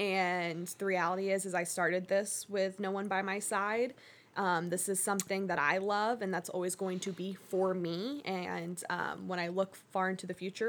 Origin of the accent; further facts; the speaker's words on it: Connecticut, United States; also born or lived in Georgia; even like growing up in Connecticut and Georgia, my family, we weren't super, like, we weren't watching the NFL every Sunday.